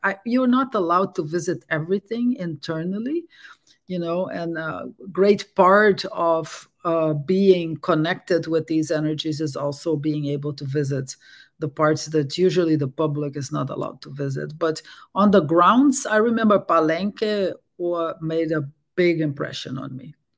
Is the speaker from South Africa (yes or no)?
no; Brazil; English is a second language; moved away as an adult; also born or lived in Netherlands / France; now in Berkeley, United States; I was born in Brazil and I grew up there